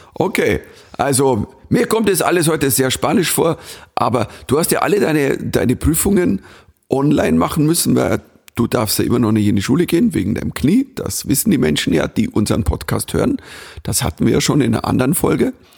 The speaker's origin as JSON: {"language": "German", "region": "Bavaria", "country": "Germany", "accent": "Bavarian", "said": "ich bin Bayer"}